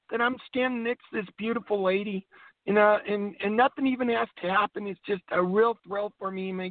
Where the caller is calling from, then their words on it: Idaho, United States; I'm in Idaho. It's kind of different.